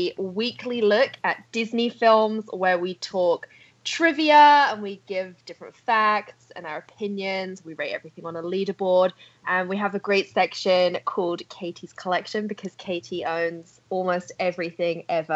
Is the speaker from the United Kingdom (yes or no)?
yes; United Kingdom; And I'm also British, but most people think I'm Australian or sometimes from New Zealand.